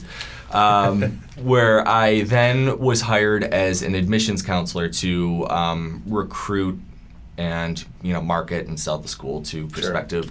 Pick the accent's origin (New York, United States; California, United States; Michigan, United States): New York, United States; Buffalo; moved away; growing up in Buffalo